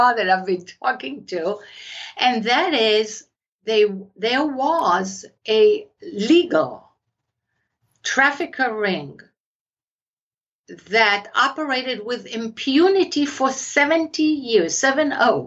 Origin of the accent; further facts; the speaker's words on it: Israel; accent: Israeli; My accent is Israeli